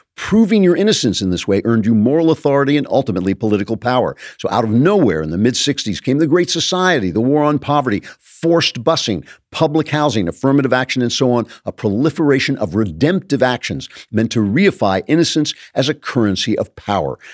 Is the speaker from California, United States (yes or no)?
yes; Los Angeles, California, United States; Hollywood, my hometown